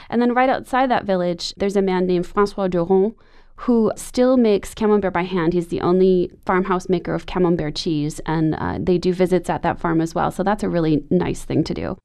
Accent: Wisconsin, United States; When I was a kid growing up in Wisconsin

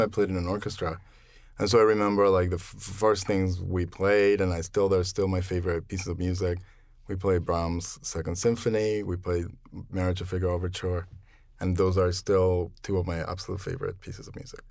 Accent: Mexico City, Mexico; moved away as an adult; also born or lived in Philadelphia; now in New York, United States; I'm originally from Mexico City, and I've lived in New York for about twenty-five years

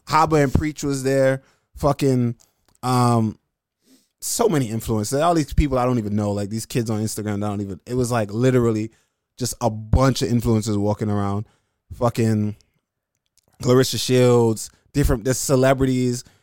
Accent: Jamaica; I'm Jamaican

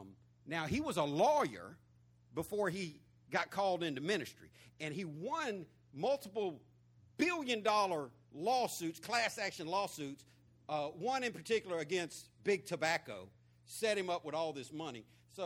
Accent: Florida, United States; Sweating me about my accent. And when I told him Florida, he said, no, you can't be from Florida.

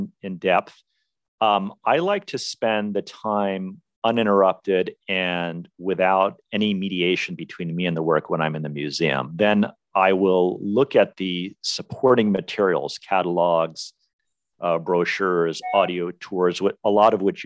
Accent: Washington, District of Columbia, United States; now in Los Angeles, United States; DC, my hometown

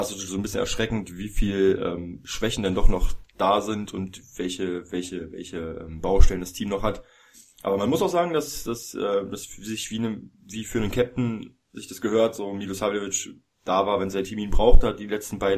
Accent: Berlin, Germany; gerade als Berliner

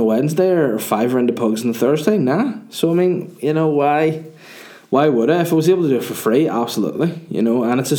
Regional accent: Northern Ireland, United Kingdom; I identify as Northern Irish

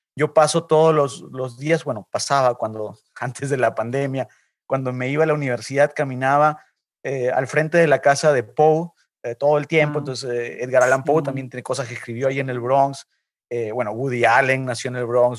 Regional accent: Lima, Peru; moved away as an adult; now in New York, United States; yo nací, yo nací en Lima, eh, pero vine a Nueva York cuando tenía 28 eh, años

